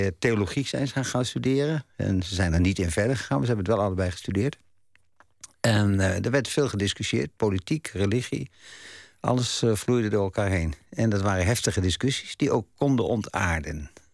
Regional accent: Dordrecht, South Holland, Netherlands; Want ik woonde, heb ik mijn jeugd in Dort doorgebracht

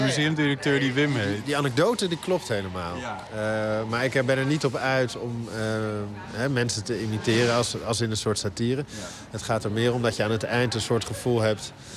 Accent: Netherlands; wij als Nederlanders

